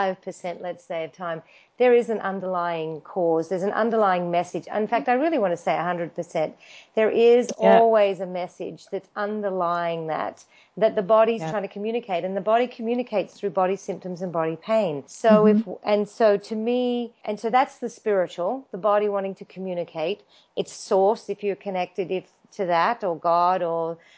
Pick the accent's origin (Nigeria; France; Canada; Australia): Australia; now in Los Angeles, United States; I grew up in Australia and I did my physiotherapy degree